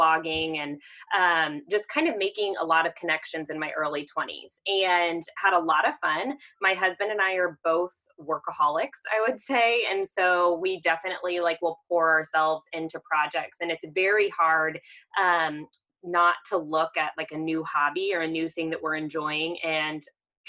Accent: Kansas City, United States; also born or lived in Texas; I am originally from the Kansas City area. So I am a Midwest girl at heart.

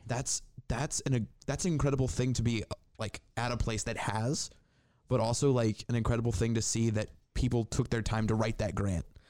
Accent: Indiana, United States; now in Northwest Ohio, United States; I'm, I'm from, I grew up in Indiana.

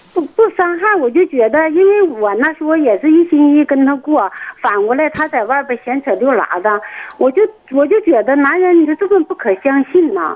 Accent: Northeast China, China; moved away; 那时候我是东北的，我是个农村的

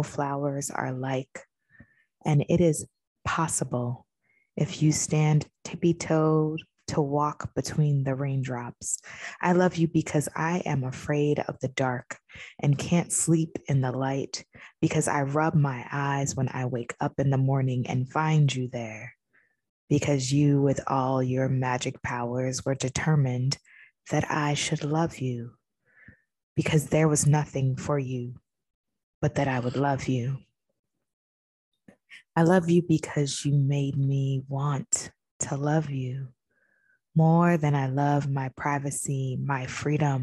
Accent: New York, United States; I am from New York

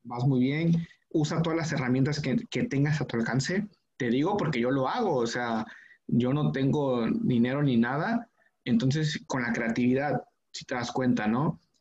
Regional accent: Mexico

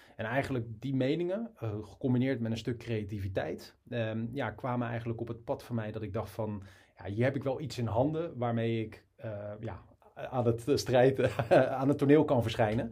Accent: Rotterdam, South Holland, Netherlands; ik kom uit Rotterdam.

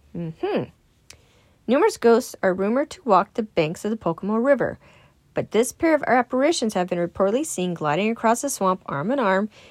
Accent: California, United States; I'm born and raised in California

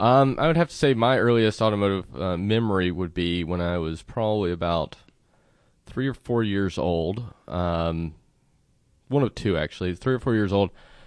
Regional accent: South Carolina, United States; In South Carolina.

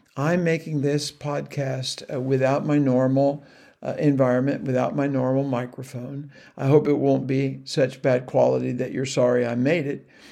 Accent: United States; the man knew I was an American

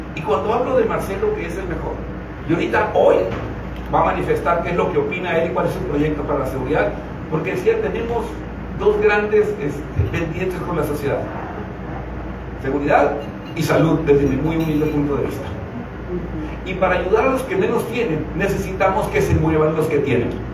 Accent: Mayo Valley, Sonora, Mexico; moved away as an adult; also born or lived in Ciudad Obregón, Sonora / Baja California; now in San Luis Río Colorado, Mexico; yo nací y crecí en el Valle de Mayo, en Villa y bueno, aquí me eduqué en Ciudad Obregón y tuve que emigrar a Baja California, pero estoy desde San Luis Río, Colorado

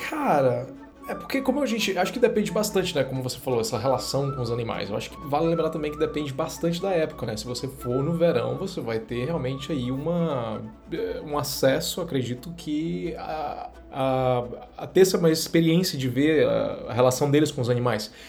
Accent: interior of northern Pará, Brazil; Eu vim do norte do Pará. Eu quero, eu vim do interior do Pará

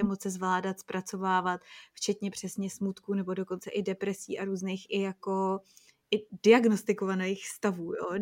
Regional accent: Czechia; moved away; my Češi

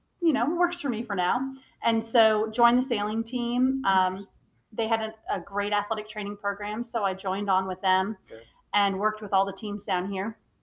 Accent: New York, United States; moved away as an adult; now in Charleston, United States; And so I actually came from up north. So I am from a New Yorker by birth, but I came down here by happen circumstance

